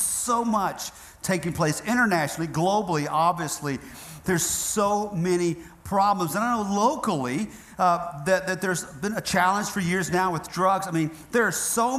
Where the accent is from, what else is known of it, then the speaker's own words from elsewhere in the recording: Northeast Georgia, United States; moved away; also born or lived in South Florida; I grew up in Northeast Georgia.